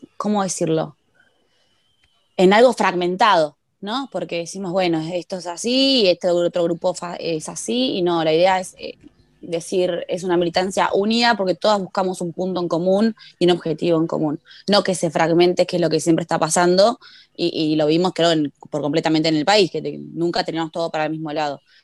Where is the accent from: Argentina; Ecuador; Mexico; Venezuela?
Argentina